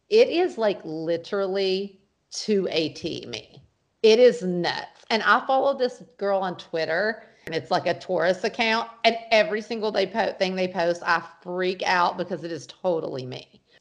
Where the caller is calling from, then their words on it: Brooklyn, New York, United States; I am calling from Brooklyn, New York